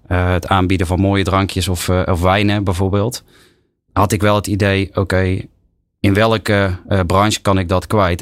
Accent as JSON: {"language": "Dutch", "town": "Tilburg", "region": "North Brabant", "country": "Netherlands", "accent": "Brabant", "said": "Ik kom zelf uit Tilburg"}